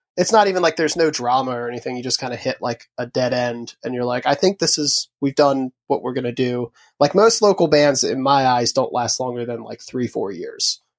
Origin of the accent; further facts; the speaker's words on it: Huntingtown, Maryland, United States; also born or lived in Upper Marlboro, Maryland; I grew up a little outside of D C, originally in a town called Upper Marlboro, um, and then my family moved down south, um, to a town called Huntingtown, uh, in Calvert County